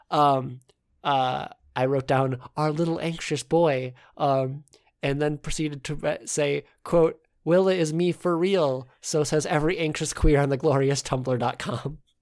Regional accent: United States; accent: American; if you couldn't tell from our accents, we are American

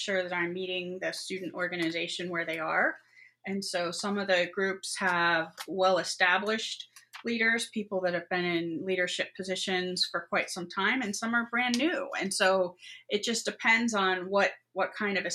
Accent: New Jersey, United States; moved away as an adult; also born or lived in Westerville, Ohio; now in Ohio, United States; I grew up in New Jersey and went to Otterbein in Westerville, Ohio

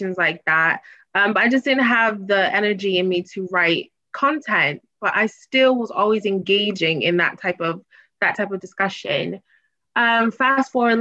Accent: Boston, Massachusetts, United States; moved away as an adult; also born or lived in Washington, D.C.; now in London, United Kingdom; my hometown is Boston

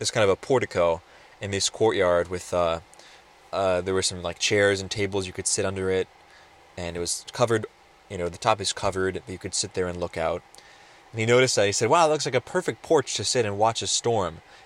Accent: Roseburg, Oregon, United States; also born or lived in California; my hometown here in Roseburg, Oregon

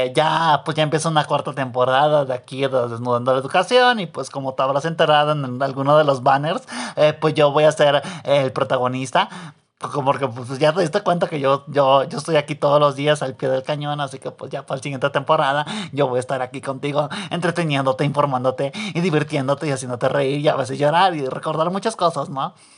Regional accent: Mexico; aquí en este país, digo, ya en mi pueblo, menchitón, pues sí está medio jodido. Y aquí pues en México

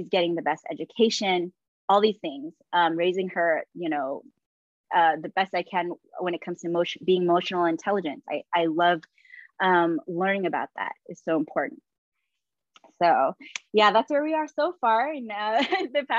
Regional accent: San Diego, California, United States; also born or lived in San Francisco Bay Area, California; I arrived back to San Diego, my hometown.

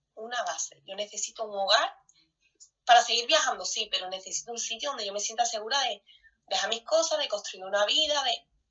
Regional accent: Spain; moved away; somos españoles

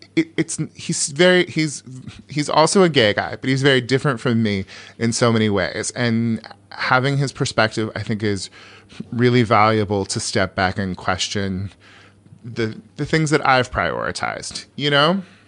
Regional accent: California, United States; I'm from California

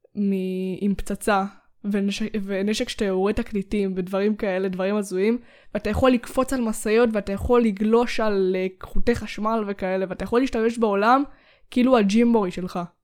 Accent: Israel; אנחנו ישראלים

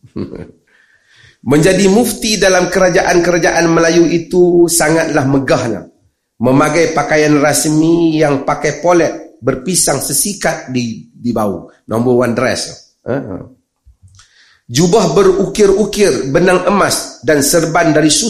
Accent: Malaysia; Ini tak apa, saya orang Malaysia yang cerita.

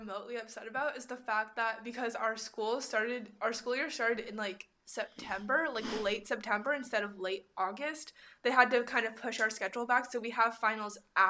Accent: California, United States; Maybe I am too much of a, like, California hippie

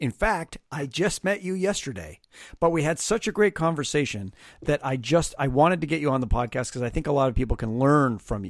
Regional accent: Canada; now in Los Angeles, United States; I have a very New Yorker personality, even though I live in Los Angeles, but you know, I am Canadian, you would think, but I left Canada for the very reason that I think in Canada, most people thought I was an asshole

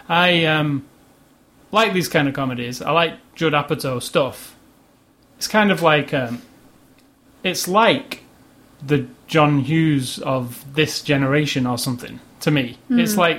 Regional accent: United Kingdom; now in United States; because I'm British and I'm brought up with that sense of humor

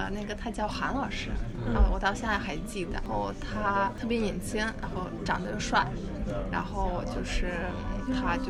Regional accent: Uzbekistan; born there; Chinese is a second language; 啊，因为可能我出生在乌兹别克斯坦，

